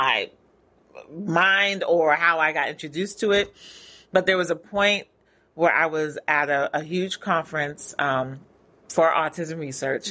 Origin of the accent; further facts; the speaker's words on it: California, United States; moved away as an adult; also born or lived in Queens, New York City; now in Atlanta, United States; I was born in New York City. Yeah, right now. Queens. Yes. But raised in California